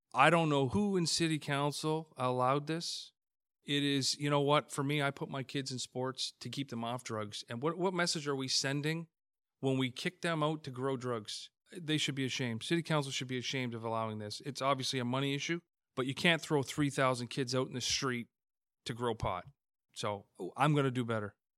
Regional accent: Hamilton, Ontario, Canada; Born and raised in Hamilton, grew up on the West Mountain

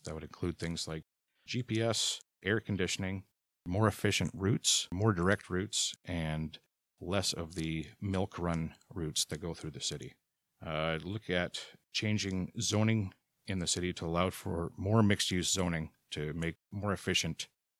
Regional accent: Abbotsford, British Columbia, Canada; now in Hamilton, Canada; I moved to Hamilton in 2001 from Abbotsford, British Columbia, and I have called myself a proud Hamilton resident since.

